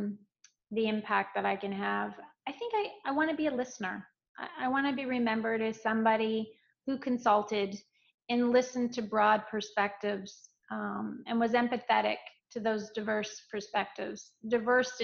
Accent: Canada; I trained in figure skating in Canada, my home country, during my childhood and through teenage years

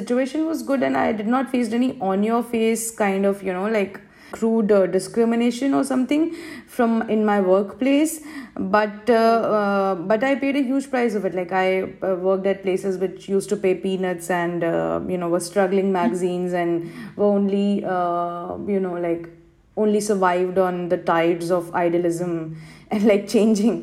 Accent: Madhya Pradesh, India; first language Hindi; English is a second language; moved away as an adult; now in United Arab Emirates; I was born and raised in Madhya Pradesh, a state of India.

